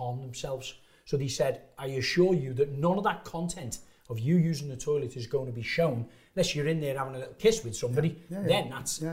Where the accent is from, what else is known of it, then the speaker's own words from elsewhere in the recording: Liverpool, North West England, United Kingdom; moved away as an adult; also born or lived in Shropshire; I come from Liverpool, didn't have the best education.